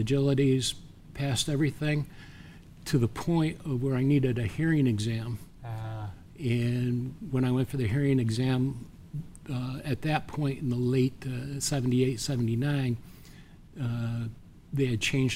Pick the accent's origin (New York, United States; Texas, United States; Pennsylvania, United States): New York, United States; Horseheads; now in Oneonta, United States; I decided on Ithaca College because it was close to my hometown of Horseheads, New York